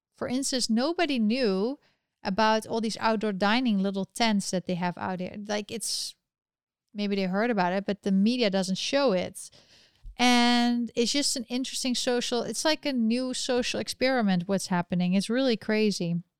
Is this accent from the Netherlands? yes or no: yes; Netherlands; accent: European; we are from the Netherlands. We're actually Dutch